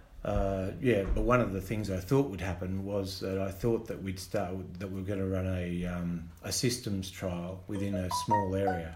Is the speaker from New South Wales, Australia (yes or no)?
yes; Gilgandra, New South Wales, Australia; moved away as an adult; now in Kenya; I grew up in Gilgandra on a family farm